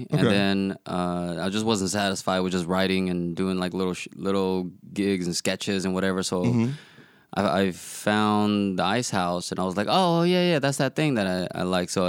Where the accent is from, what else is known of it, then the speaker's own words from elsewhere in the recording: the South, United States; accent: southern; That's my southern accent kicking in.